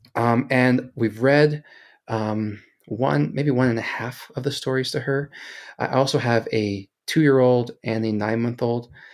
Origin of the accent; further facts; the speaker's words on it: Kansas City, Missouri, United States; now in Salt Lake City, United States; originally from Kansas City, so I'm a, a big barbecue and Kansas City sports guy